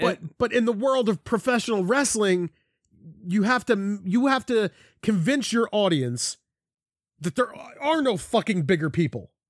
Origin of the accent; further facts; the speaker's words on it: Philadelphia, Pennsylvania, United States; I grew up in South Philly